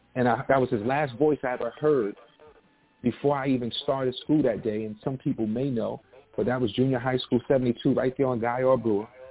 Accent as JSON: {"language": "English", "town": "New York City", "region": "New York", "country": "United States", "tie": "born or raised there", "said": "I was born and raised in South Jamaica, Queens"}